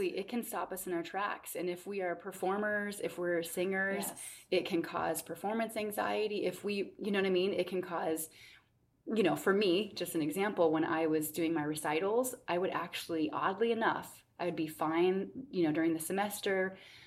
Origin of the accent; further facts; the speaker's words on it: Minnesota, United States; now in Charlottesville, United States; I grew up in Minnesota